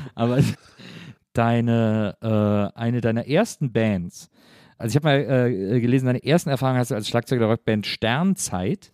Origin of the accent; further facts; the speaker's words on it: Wesseling, North Rhine-Westphalia, Germany; ich komme aber aus Wesseling, das liegt zwischen Köln und Bonn